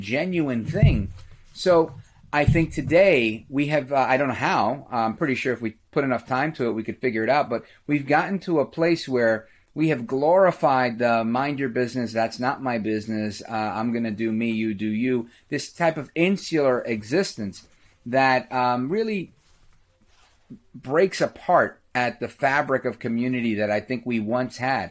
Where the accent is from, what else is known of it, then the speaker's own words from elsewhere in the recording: New York City, New York, United States; I grew up in Brooklyn, right outside of Flatbush